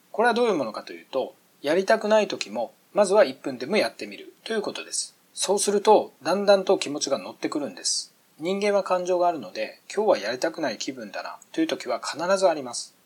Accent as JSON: {"language": "Japanese", "region": "Miyazaki", "country": "Japan", "tie": "born or raised there", "said": "以前僕は6年ほど地元宮崎の河川敷ランニングを毎日続けてました"}